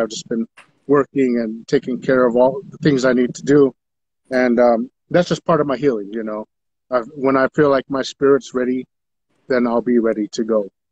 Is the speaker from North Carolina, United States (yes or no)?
no; Taos Pueblo, New Mexico, United States; I'm from Taos Pueblo, my father being from Taos Pueblo